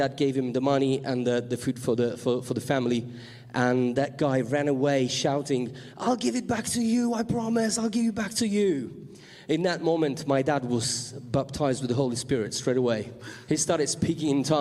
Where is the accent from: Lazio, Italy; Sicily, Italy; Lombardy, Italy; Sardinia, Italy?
Sicily, Italy; moved away; I come from Sicily